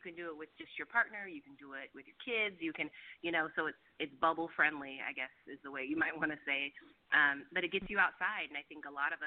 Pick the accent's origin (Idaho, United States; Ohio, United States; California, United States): California, United States; Roseville; now in Oakland, United States; I'm actually from Sacramento area, a town called Roseville, if you've ever heard of it. And then I moved to Oakland